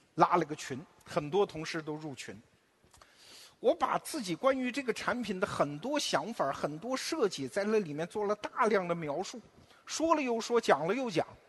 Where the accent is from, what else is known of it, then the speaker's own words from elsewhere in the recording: China; 我们中国人